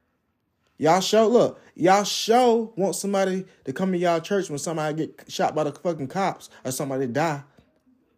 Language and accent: English; Jacksonville, United States; that's the church I went to growing up in Jacksonville